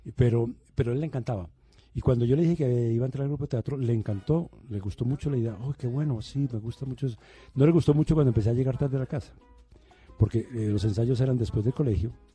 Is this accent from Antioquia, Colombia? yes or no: yes; Medellín, Antioquia, Colombia; also born or lived in Bogotá; yo hice la primaria en Bogotá. Mi primaria fue en Bogotá, pero mi bachillerato fue en Medellín